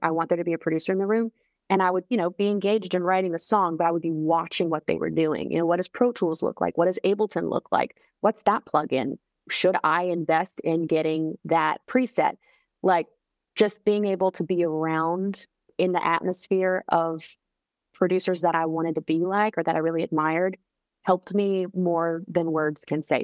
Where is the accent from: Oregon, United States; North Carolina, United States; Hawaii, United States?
North Carolina, United States; Charlotte; now in Nashville, United States; my hometown of Charlotte